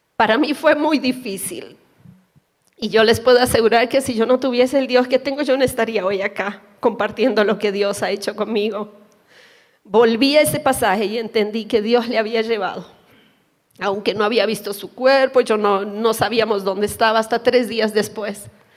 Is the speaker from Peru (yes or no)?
no; Colombia; moved away as an adult; yo soy colombiana